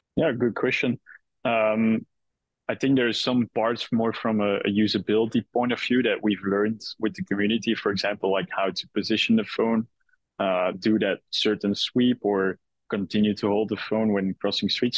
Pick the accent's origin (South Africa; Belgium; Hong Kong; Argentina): Belgium; moved away as an adult; now in New York, United States; originally, I, am uh, Belgian.